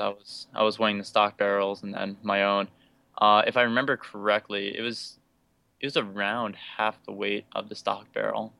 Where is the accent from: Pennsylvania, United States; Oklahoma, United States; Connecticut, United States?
Pennsylvania, United States; Northeastern; moved away as an adult; now in Ithaca, United States; I'm from Northeastern Pennsylvania of the United States, but currently I live in Ithaca, New York